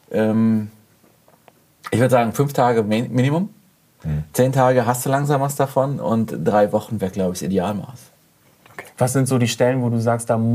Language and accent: German; Germany; Colorado ist ein bisschen wie der Spessart, wo ich herkomme.